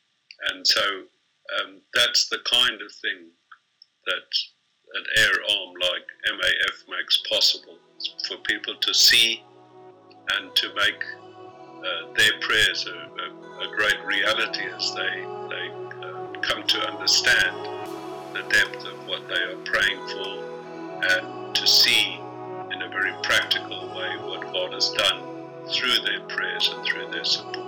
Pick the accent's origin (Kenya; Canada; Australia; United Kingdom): Kenya; born there; I was born in Kenya, but I did not know anything about the Rendili